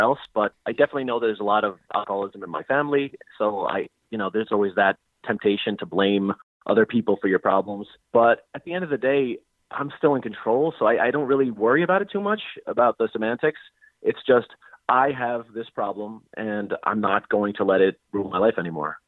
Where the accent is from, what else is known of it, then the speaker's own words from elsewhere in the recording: New York City, New York, United States; now in Philadelphia, United States; I'm from New York City. I currently live in Philadelphia